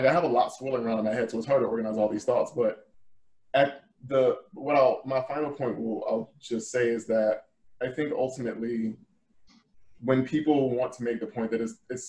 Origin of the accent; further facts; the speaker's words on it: the South, United States; I've had many, many people disbelieve the fact that I'm from the South because I don't speak the way that they expect me to speak.